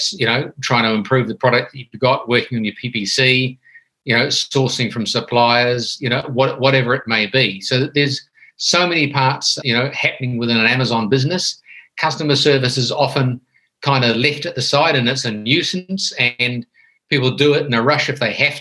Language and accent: English; New Zealand; moved away as an adult; now in Thailand; I'm originally a Kiwi from New Zealand